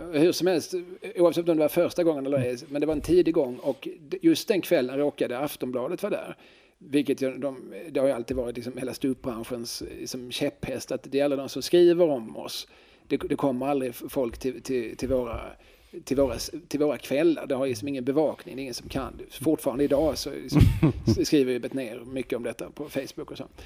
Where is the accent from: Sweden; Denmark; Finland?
Finland; accent: Finland Swedish; Ja, nej, jag pratar ju inte finska, jag pratar finlandssvenska.